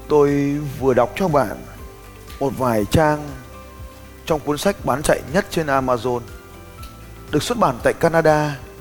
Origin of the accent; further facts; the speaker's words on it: Vietnam; tên tuổi của tôi, một người Việt Nam